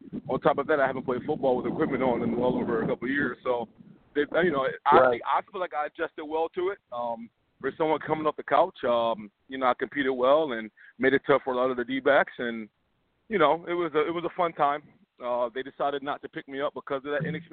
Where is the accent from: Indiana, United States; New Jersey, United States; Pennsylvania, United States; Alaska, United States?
Pennsylvania, United States; Philadelphia; I grew up loving the team. It's my hometown team